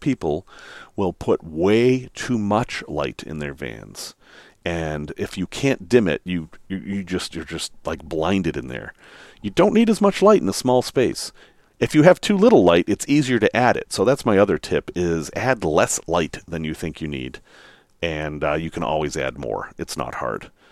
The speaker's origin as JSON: {"language": "English", "town": "Salem", "region": "Massachusetts", "country": "United States", "tie": "born or raised there", "said": "I grew up in Salem, Massachusetts."}